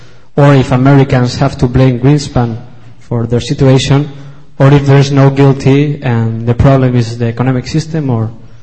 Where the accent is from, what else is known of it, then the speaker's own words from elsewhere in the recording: Spain; I am not from New Zealand, but I am from Spain